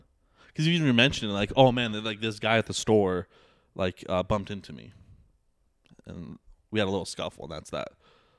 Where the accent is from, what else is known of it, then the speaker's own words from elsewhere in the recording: Bosnia & Herzegovina; I'm white and I'm from Bosnia.